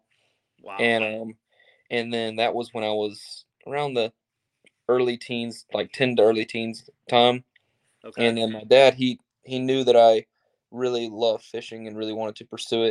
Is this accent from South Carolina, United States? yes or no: yes; Myrtle Beach, South Carolina, United States; I grew up in Myrtle Beach, South Carolina, which is basically on the ocean